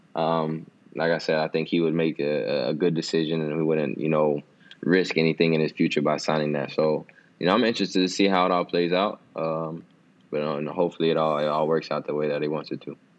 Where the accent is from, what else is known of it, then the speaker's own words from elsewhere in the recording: Cincinnati, Ohio, United States; I was born in Cincinnati, Ohio